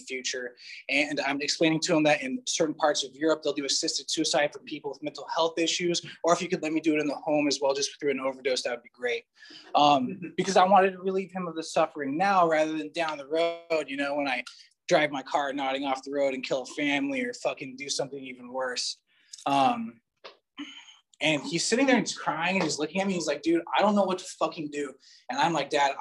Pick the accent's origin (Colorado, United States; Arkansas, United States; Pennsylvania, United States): Colorado, United States; also born or lived in Hawaii; now in Southern California, United States; I lived in Colorado, grew up in Colorado